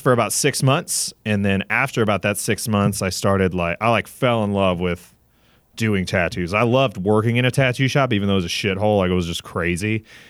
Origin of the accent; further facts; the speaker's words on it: Southern Virginia, United States; also born or lived in Gainesville, Florida; I was, uh, originally born in Gainesville, Florida, and then when I was about eleven, I moved up to, uh, Southern Virginia in the Appalachian Mountains. Grew up there